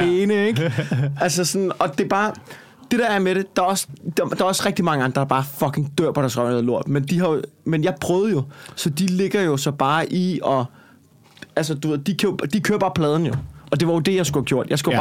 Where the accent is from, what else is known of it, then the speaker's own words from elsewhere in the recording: Copenhagen, Capital Region of Denmark, Denmark; accent: Copenhagen dialect; jeg snakker københavns